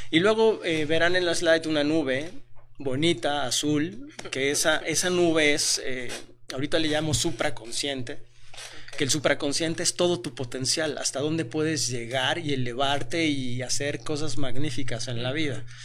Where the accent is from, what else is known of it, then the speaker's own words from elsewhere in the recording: Mexico; tengo 43 años, este, soy mexicano